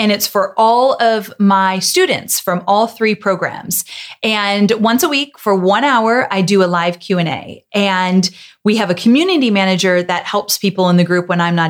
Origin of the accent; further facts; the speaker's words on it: Yorba Linda, California, United States; in Yorba Linda, where I grew up in Orange County, California area